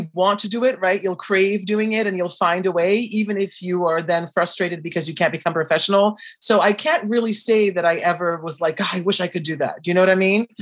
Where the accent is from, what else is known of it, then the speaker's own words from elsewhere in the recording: Brazil; I am from Brazil